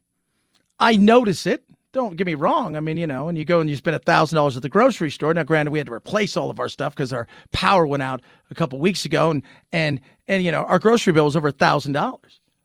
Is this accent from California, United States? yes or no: yes; Southern California, United States; I was born in Southern California